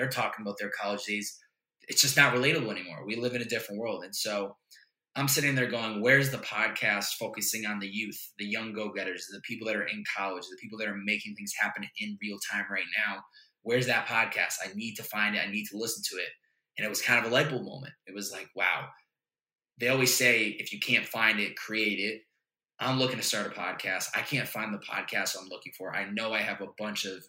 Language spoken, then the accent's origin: English; Chicopee, Massachusetts, United States; the house that I grew up in Chicopee, Mass